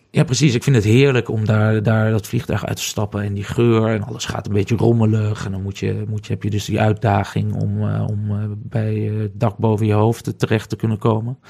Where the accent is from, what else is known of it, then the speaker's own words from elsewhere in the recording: Netherlands; also born or lived in Ghana; ik ben Nederlander